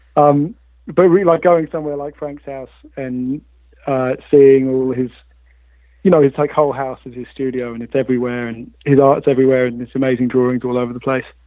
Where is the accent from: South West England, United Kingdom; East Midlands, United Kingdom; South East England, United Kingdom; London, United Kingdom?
South West England, United Kingdom; Bristol; grew up in Bristol